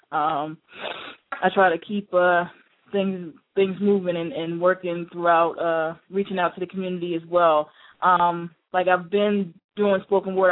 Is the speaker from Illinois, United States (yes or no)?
no; Chester, Pennsylvania, United States; I'm actually from originally from Chester, Pennsylvania